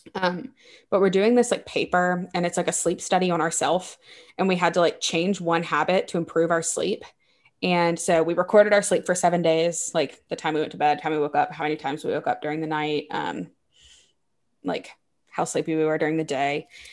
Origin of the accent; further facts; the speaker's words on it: Baton Rouge, Louisiana, United States; moved away; I grew up in Baton Rouge